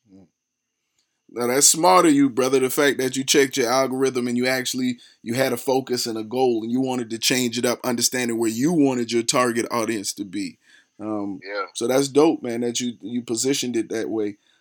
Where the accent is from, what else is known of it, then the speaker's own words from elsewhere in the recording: Charleston, South Carolina, United States; I'm actually from Charleston, South Carolina, a little country area as well